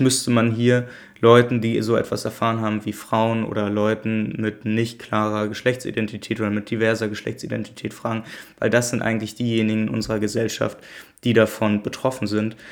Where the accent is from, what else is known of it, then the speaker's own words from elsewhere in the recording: Germany; ich komme aus Deutschland wie die meisten von euch